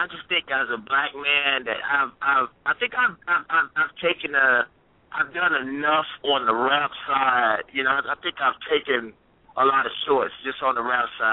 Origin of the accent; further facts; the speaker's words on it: Mississippi, United States; I'm from Mississippi, and my father raised me a certain way